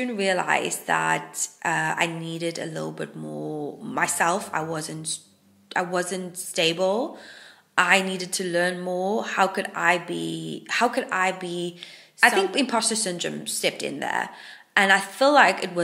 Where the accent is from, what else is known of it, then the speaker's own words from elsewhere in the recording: Hermanus, Western Cape, South Africa; moved away as an adult; now in Wales, United Kingdom; Hermanus is my hometown in South Africa